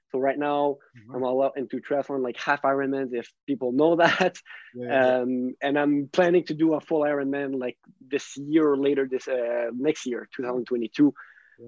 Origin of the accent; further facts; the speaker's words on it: Ottawa, Ontario, Canada; born there; accent: French; English is a second language; I was born in Ottawa, but I still have that French accent, but I moved a lot.